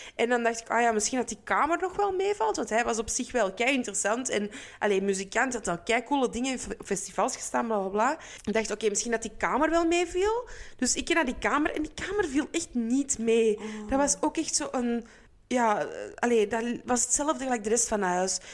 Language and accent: Dutch; Antwerp, Flanders, Belgium; Waar ik dus vandaan kom